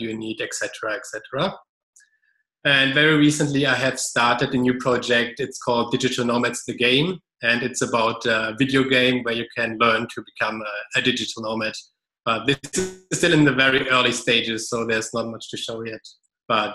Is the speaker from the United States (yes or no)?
no; Germany; moved away as an adult; also born or lived in Australia / Colombia; I'm originally from Germany